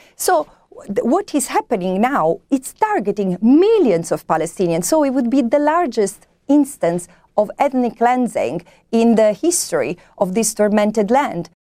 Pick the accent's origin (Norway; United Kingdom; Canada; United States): Canada